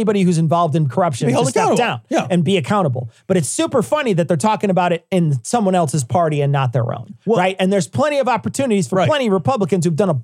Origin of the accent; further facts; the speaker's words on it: Chicago, Illinois, United States; now in Kane County, United States; I'm from Chicago